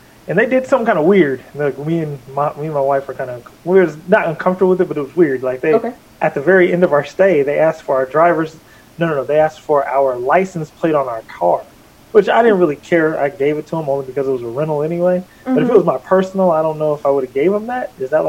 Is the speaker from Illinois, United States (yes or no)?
no; Oregon, United States; moved away; my home state of Oregon